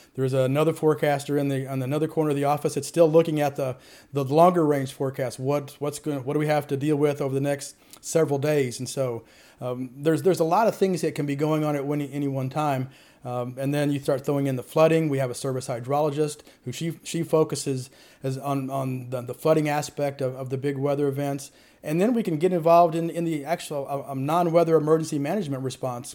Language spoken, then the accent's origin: English; Murphysboro, Illinois, United States; also born or lived in St. Louis area; I'm from Murfreesboro, Illinois